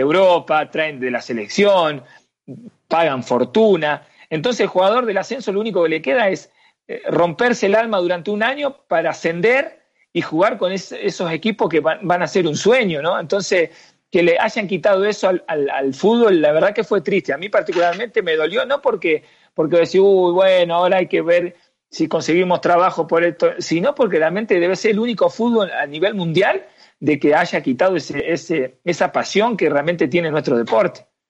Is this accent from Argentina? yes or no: yes; Argentina; moved away as an adult; also born or lived in Mexico / Paraguay / Chile; voy para Argentina y, y, voy para mi pueblo, para mi ciudad